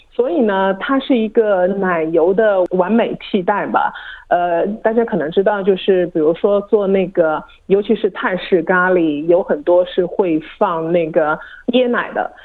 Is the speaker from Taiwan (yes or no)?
no; China; now in Australia; 我们中国人喜欢吃猪油